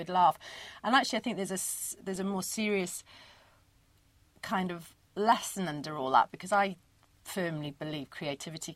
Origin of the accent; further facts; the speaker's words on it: Porthcawl, Wales, United Kingdom; I'm from South Wales, from Porthcawl